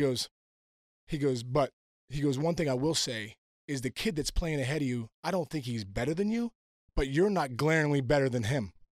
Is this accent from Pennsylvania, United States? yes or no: yes; Pittsburgh, Pennsylvania, United States; also born or lived in New Jersey; growing up in Pittsburgh